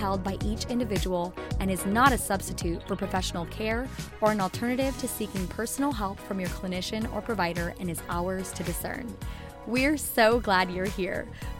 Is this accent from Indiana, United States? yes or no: no; California, United States; But I'm also born and raised in California